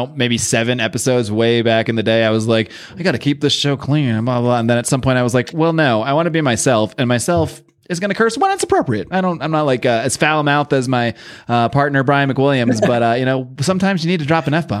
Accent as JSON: {"language": "English", "region": "East Coast", "country": "United States", "tie": "born or raised there", "said": "I mean, like I grew up on the East Coast"}